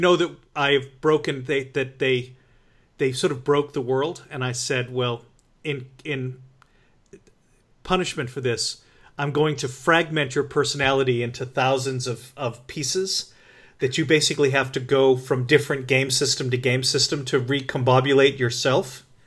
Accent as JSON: {"language": "English", "region": "New England", "country": "United States", "tie": "born or raised there", "said": "I grew up in New England."}